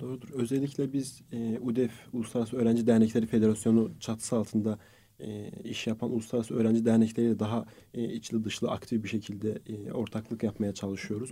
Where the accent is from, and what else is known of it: Azerbaijan; born or raised there; also born or lived in Istanbul, Turkey; now in Turkey